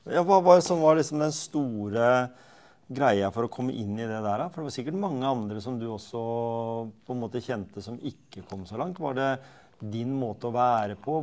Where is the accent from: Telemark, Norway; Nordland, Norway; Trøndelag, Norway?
Telemark, Norway; Skien; Jeg vokste opp på Gjemse